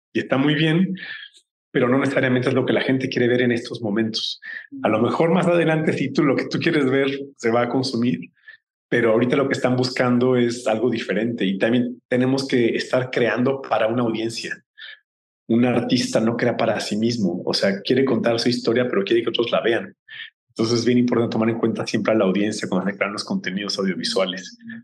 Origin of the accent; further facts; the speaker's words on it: Mexico; como, como mexicanos